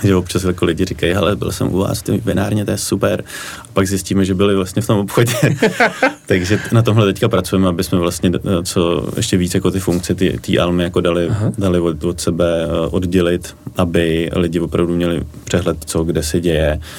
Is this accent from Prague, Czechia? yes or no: yes; Prague, Czechia; já jsem ze Strašnic